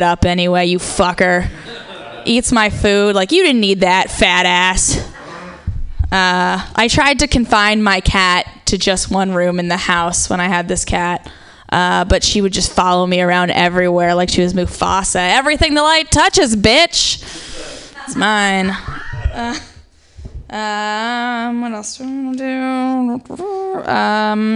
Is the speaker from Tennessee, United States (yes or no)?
no; Ohio, United States; I'm actually from Ohio